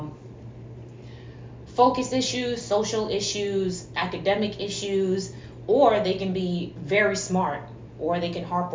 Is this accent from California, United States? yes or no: no; New York City, New York, United States; I am originally from New York City